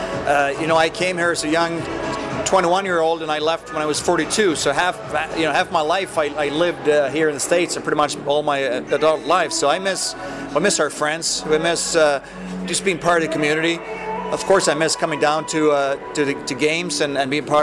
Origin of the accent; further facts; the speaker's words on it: Sweden; moved away as an adult; growing up in Sweden